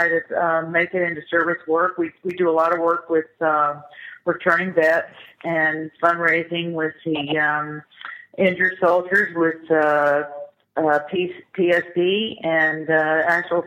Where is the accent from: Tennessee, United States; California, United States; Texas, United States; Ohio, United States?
California, United States; Los Angeles; moved away as an adult; I grew up in the Valley. I'm the original Valley girl. I grew up in the Valley in the '60s